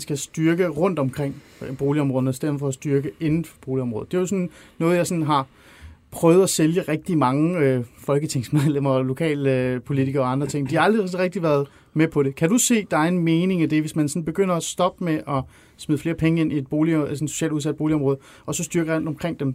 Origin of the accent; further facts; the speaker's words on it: North Zealand, Capital Region of Denmark, Denmark; also born or lived in Iran; jeg voksede op i Ålskov i Nordsjælland